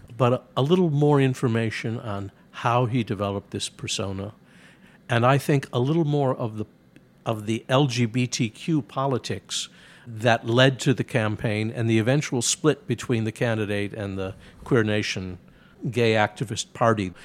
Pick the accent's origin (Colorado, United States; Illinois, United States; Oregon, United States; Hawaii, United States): Illinois, United States; Chicago; I grew up in Chicago when it had four major daily papers